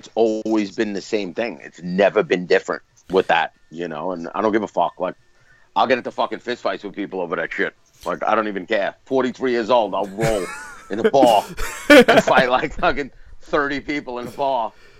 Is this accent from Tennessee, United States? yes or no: no; New York City, New York, United States; I grew up in Brooklyn.